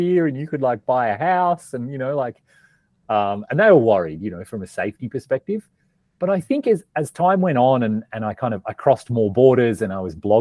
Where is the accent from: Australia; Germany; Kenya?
Australia; moved away as an adult; also born or lived in Melbourne / Canada; I grew up in Australia, kind of like in a small farming town.